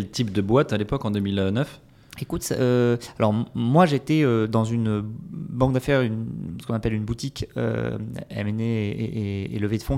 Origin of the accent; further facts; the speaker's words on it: south-west France, France; now in Lille, France; alors je suis un Lillois d'adoption depuis, euh, depuis 5-6 ans. à la base, je suis du sud-ouest de la France, mais j'ai beaucoup bougé